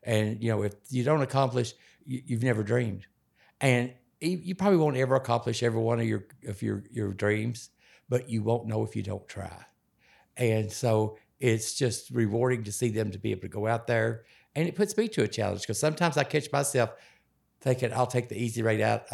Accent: Western Kentucky, United States; moved away; I grew up in Western Kentucky

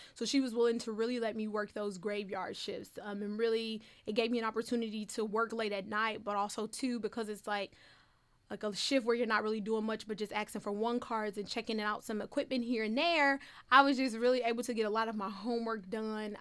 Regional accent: Detroit, Michigan, United States; I grew up in an urban neighborhood

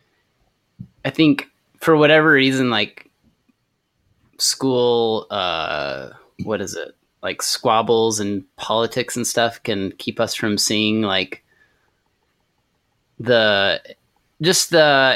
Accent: Amarillo, Texas, United States; now in Nashville, United States; I grew up in Amarillo, Texas

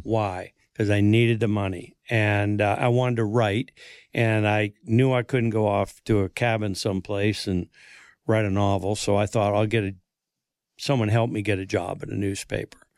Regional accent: Bangor, Maine, United States; moved away as an adult; I'm from Bangor, Maine. And, and, but I've lived here thirty-six years off and on

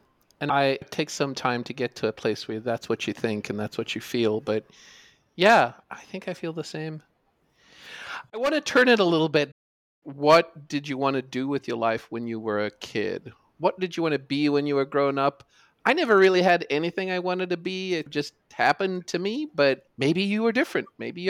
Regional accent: South Africa; I grew up in South Africa. We had a Sinclair ZX Spectrum 48K in the 80s.

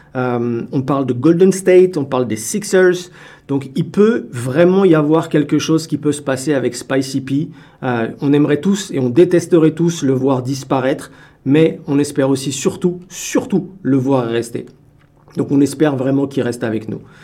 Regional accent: France; now in Canada; je suis Français

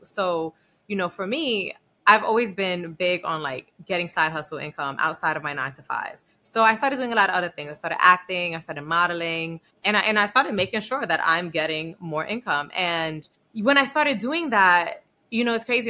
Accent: New York City, New York, United States; I'm like from the Bronx and I went to Barnard

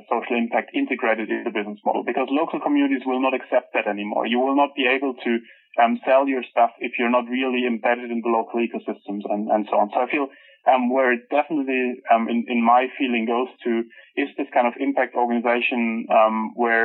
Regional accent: Germany; moved away; I'm from Germany

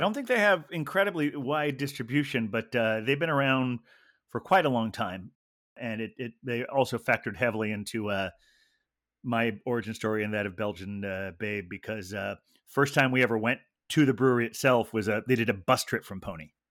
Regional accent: Ohio, United States; also born or lived in Carmel, California / Pacific Grove, California; second grade was when we moved to Ohio

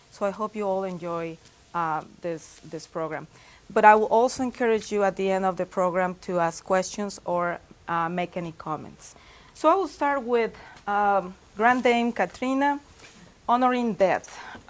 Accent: Mexico City, Mexico; moved away; also born or lived in Indiana, United States / Salamanca, Spain; I am originally from Mexico. I was born and raised in Mexico City.

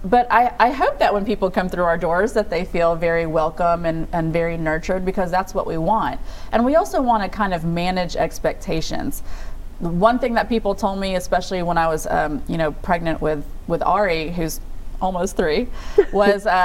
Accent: United States; I'm an American woman

